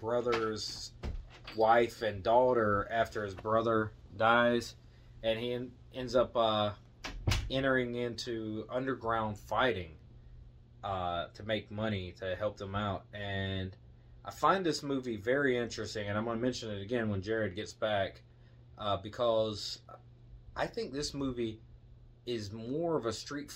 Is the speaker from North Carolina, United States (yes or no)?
yes; Wilmington, North Carolina, United States; we're from North Carolina, so. Yeah, Wilmington, North Carolina